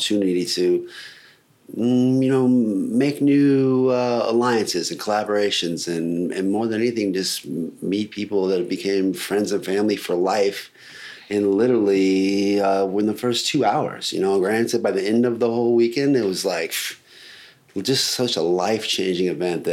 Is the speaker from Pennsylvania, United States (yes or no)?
no; Alaska, United States; I'm from Alaska, born and raised.